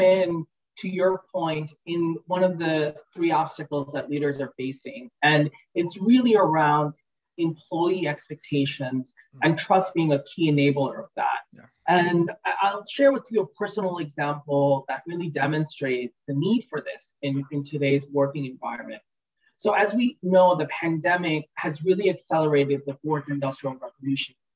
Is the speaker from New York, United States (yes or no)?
yes; New York, United States; also born or lived in Kolkata, India; when I was four years old, made the brave decision to buy two plane tickets and immigrate, just her and I, to New York. And that's where I grew up